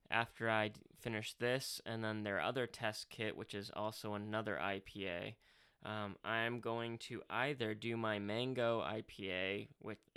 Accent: England, United Kingdom; Nothing against English people. I'm English, but you know

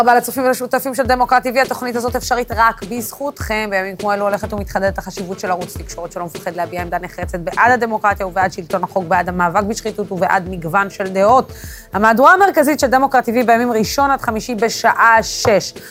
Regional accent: Israel; אני, כישראלית

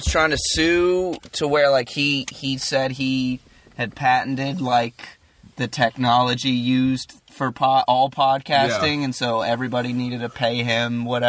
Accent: the mountains of Virginia, United States; Yeah, I'm from Appalachia.

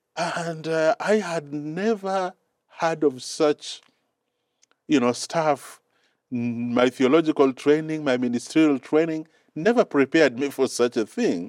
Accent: Mombasa, Mombasa County, Kenya; English is a second language; moved away as an adult; also born or lived in Cyprus; now in Silver Spring, United States; I was born and raised up in Kenya.

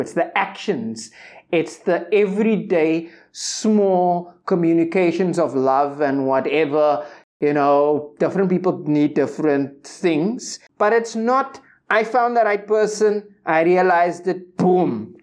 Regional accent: Cape Town, Western Cape, South Africa; growing up in the Cape Flats, shout-out to Silvertown

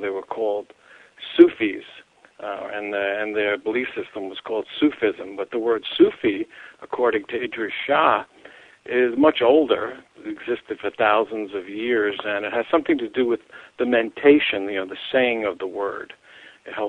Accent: New York City, New York, United States; I grew up in New York City

